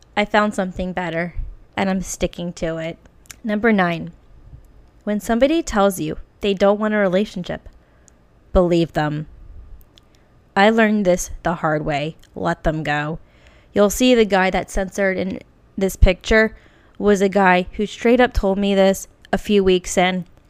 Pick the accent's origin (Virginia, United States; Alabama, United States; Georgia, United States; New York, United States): Virginia, United States; moved away as an adult; also born or lived in Norfolk, Virginia / Lexington, Kentucky / California; now in Portland, United States; I will never move back to Virginia or my hometown in Virginia